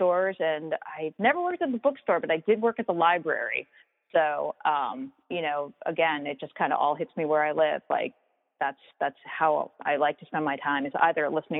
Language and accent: English; Long Island, New York, United States; moved away; where I grew up on Long Island was this incredibly small town.